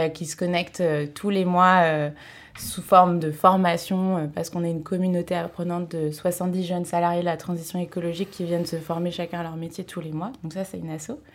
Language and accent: French; Pays de la Loire, France; moved away; j'ai décidé de faire ma césure euh, chez moi, dans le Maine-et-Loire